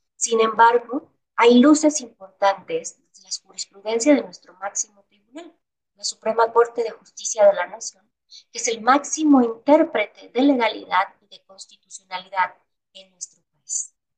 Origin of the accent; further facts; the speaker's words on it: Mexico; en México somos herederos de las cosmovisiones de los pueblos originarios